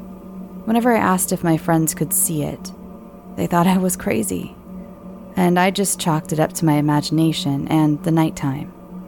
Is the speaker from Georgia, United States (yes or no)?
yes; Georgia, United States; So I grew up in Georgia and lived in this neighborhood that was an old railroad station.